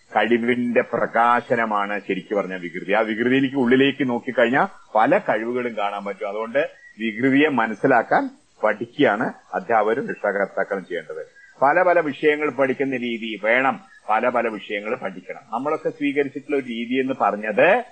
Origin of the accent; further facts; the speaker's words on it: Pattambi, Kerala, India; എന്റെ നാട് പട്ടാമ്പി